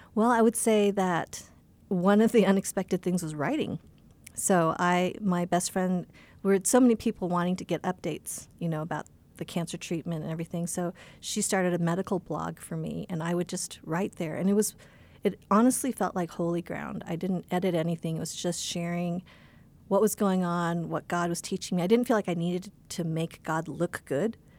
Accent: Boulder, Colorado, United States; now in California, United States; I grew up here in Colorado, in Boulder, Colorado

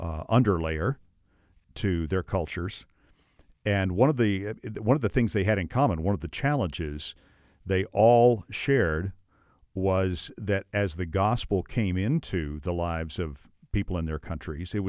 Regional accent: United States; as an American

